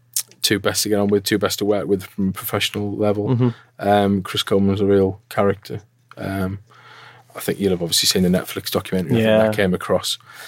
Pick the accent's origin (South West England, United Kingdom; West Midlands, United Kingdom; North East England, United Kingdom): North East England, United Kingdom; Hartlepool; I'm from Hartlepool, so I went to secondary school in Hartlepool